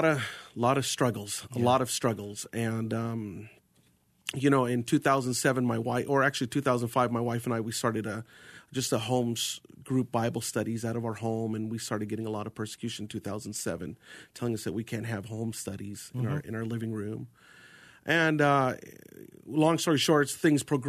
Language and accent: English; Arizona, United States; also born or lived in New York / Jordan (family); I was born in New York, you know, and most of my influential years had been here in Arizona.